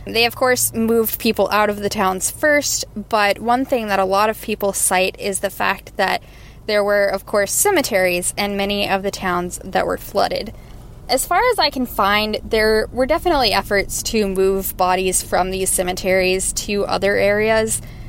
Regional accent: Atlanta, Georgia, United States; I am from Atlanta, Georgia, and I have got a hometown legend for y'all.

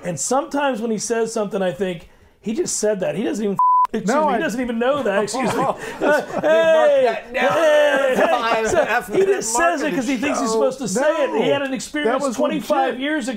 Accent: Florida, United States; I grew up in Florida

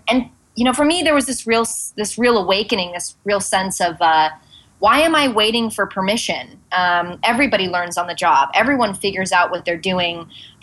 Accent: Santa Monica, California, United States; also born or lived in Venice, Los Angeles; now in New York, United States; my parents' apartment in Santa Monica. I'm like, and here's where I was born and raised

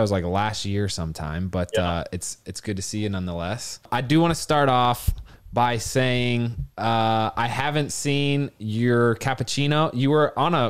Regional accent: Indiana, United States; moved away; He is a fellow Hoosier like myself

